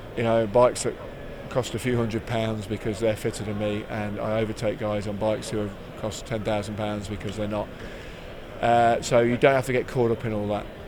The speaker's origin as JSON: {"language": "English", "region": "East Midlands", "country": "United Kingdom", "tie": "born or raised there", "said": "I'm a very proud Midlander. I was born in the West Midlands, lived most of my life in the East Midlands"}